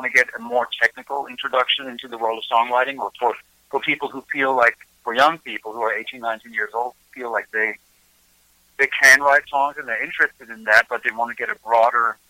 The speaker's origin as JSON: {"language": "English", "country": "Germany", "tie": "born or raised there", "moved": "as an adult", "lives_now": "Nashville, United States"}